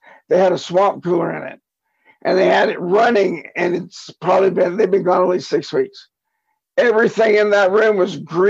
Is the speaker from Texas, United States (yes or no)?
yes; Rockport, Texas, United States; now in Colorado, United States; I grew up in South Texas in a town called Rockport, just outside Corpus Christi.